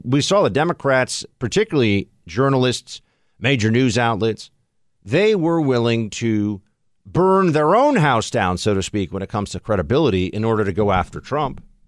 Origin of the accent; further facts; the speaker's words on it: New York, United States; I'm sitting here as a New Yorker